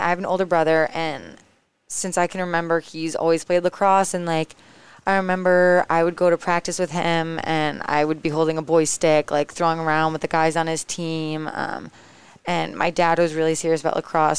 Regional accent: East Lyme, Connecticut, United States; So I'm originally from East Lyme, Connecticut

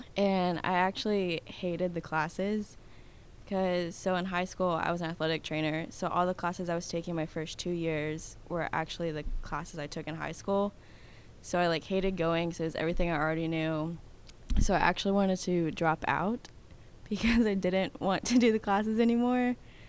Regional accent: Midlothian, Texas, United States; also born or lived in Louisiana; now in Clarksville, United States; Midlothian, Texas. So it's like 30 minutes south of Dallas.

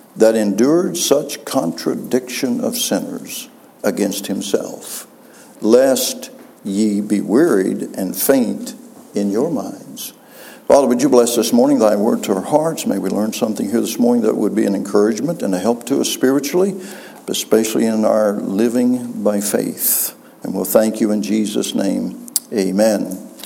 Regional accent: West Virginia, United States; moved away; I'm from West Virginia. And uh, for some reason, the Lord took me back to West Virginia

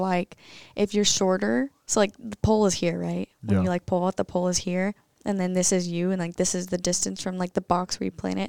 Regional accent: The Woodlands, Texas, United States; I'm from the Woodlands, and yeah, I've been pole vaulting.

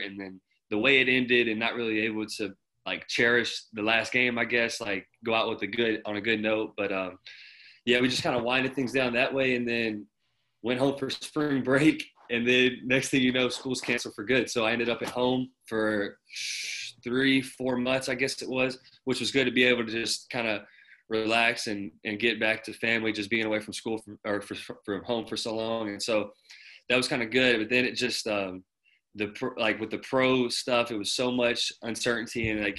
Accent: Martin, Tennessee, United States; now in Paderborn, Germany; I'm from Martin, Tennessee. I played at UNF from 2016 to 2020. And I'm out here in Paderborn, Germany with the Paderborn Baskets.

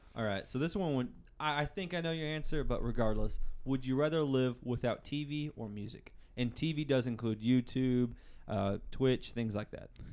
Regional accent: Booneville, Arkansas, United States; I come from Boonville, Arkansas, just like Hayden

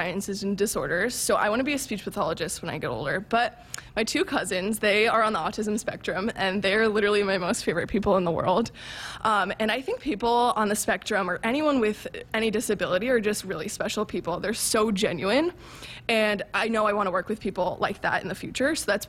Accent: New Jersey, United States; Right. I'm from New Jersey. I'm going to be honest. I had no idea where Nebraska was

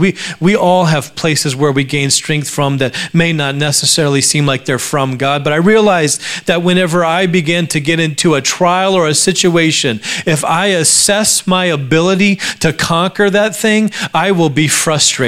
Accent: Alaska, United States; My brother and I grew up in Alaska, a very beautiful place to grow up

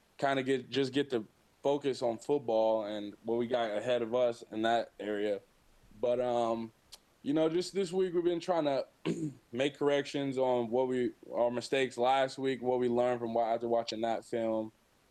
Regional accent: Kokomo, Indiana, United States; also born or lived in Fort Wayne, Indiana; now in Mount Pleasant, United States; I'm from Kokomo, Indiana, kind of central Indiana. Born there. I grew up there until my freshman year of high school, and then I moved to Fort Wayne

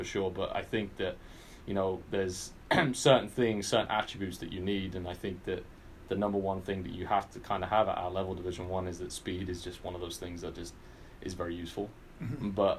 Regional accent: England, United Kingdom; moved away; as a kid growing up in England

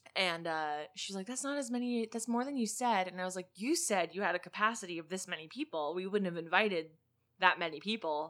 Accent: Pennsylvania, United States; now in Illinois, United States; Pennsylvania, my home state

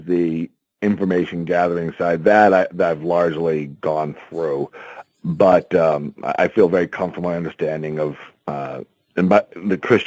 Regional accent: Syracuse, New York, United States; I was born in Syracuse, New York.

